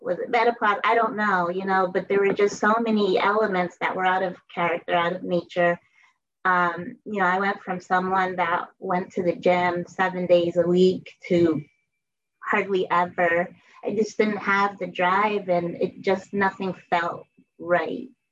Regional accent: Bridgeport, Connecticut, United States; I grew up in Bridgeport, Connecticut

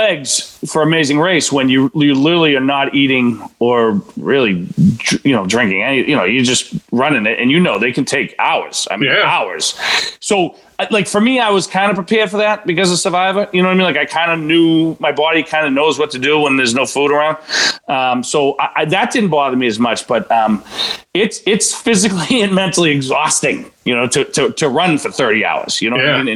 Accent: Boston, Massachusetts, United States; I'm from Boston

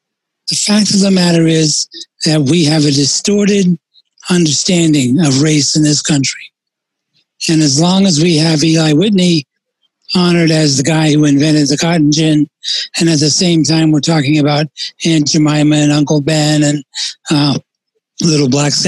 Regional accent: Puerto Rico; also born or lived in United States; I grew up in both in the United States and in Puerto Rico, and there are two different cultures and two different ways of viewing race relations.

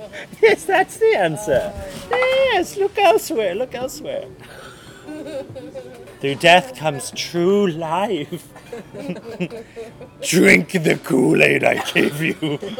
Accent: Ireland; No. Okay. I'm Irish.

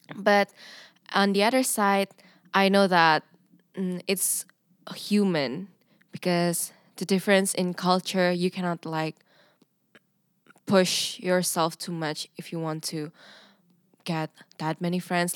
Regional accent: Indonesia; English is a second language; moved away as an adult; now in Nijmegen, Netherlands; I'm an international student, an exchange student from Indonesia.

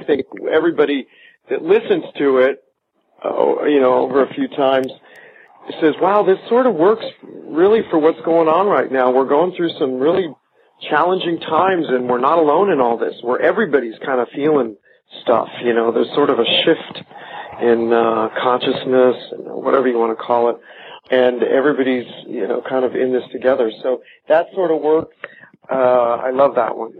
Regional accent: Denver, Colorado, United States; moved away as an adult; also born or lived in New York; I was born and raised in Denver, Colorado

